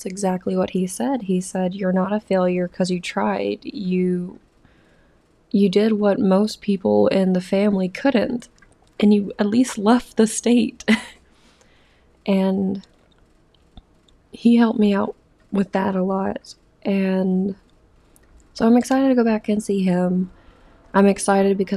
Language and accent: English; the South, United States; moved away as an adult; I'm from the South